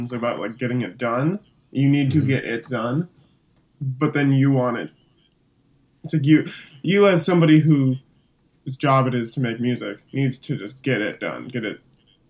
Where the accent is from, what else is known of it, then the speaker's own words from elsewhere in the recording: California, United States; also born or lived in Elgin, Illinois / Hong Kong; I was actually born in Elgin, Illinois. And when I was like 4 months old, 3 months old, my family moved to Hong Kong. And then when I was like 4 years old, we moved to California, Orange County